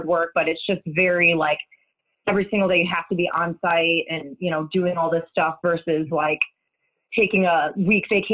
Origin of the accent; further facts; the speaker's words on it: Chicago, Illinois, United States; moved away as an adult; now in Indianapolis, United States; I'm originally from Chicago suburbs, but I've been living in Indianapolis for about the last 10, 11 years.